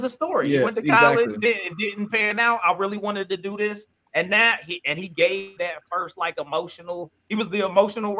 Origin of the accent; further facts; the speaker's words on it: Midwest, United States; I grew up in the Midwest